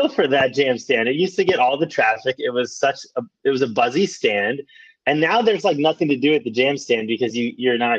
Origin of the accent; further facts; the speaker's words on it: Texas, United States; the home state of Texas, in which I grew up